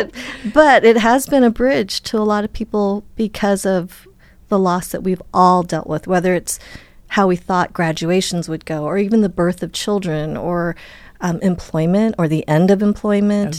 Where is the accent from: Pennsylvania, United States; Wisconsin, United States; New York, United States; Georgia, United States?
Wisconsin, United States; I was born in Wisconsin